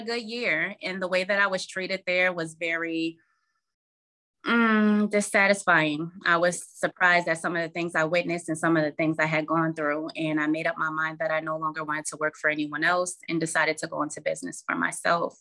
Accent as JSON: {"language": "English", "town": "Albany", "region": "New York", "country": "United States", "tie": "born or raised there", "moved": "as an adult", "lives_now": "Charlotte, United States", "said": "born and raised in Albany, New York, never left until last year."}